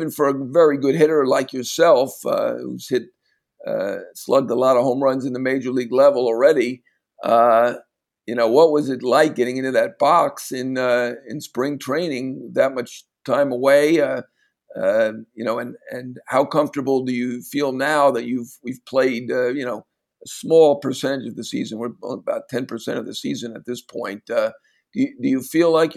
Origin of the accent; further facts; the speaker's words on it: New York, United States; as a New Yorker